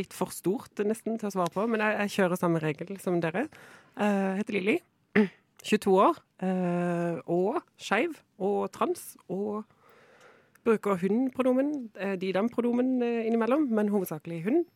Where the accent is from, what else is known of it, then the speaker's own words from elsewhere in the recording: Kristiansand, Agder, Norway; moved away; jeg kommer fra Kristiansand. Jeg sier jo jeg er liksom flyktning fra bibelbeltet